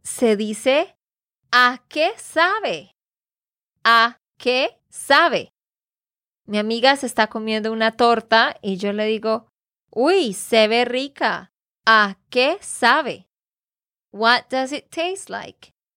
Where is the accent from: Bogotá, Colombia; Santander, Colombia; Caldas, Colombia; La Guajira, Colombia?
Santander, Colombia; de Santander, Colombia